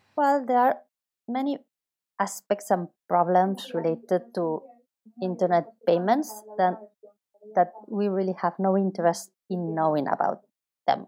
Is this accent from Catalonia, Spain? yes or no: yes; Barcelona, Catalonia, Spain; also born or lived in Chicago; I am from Barcelona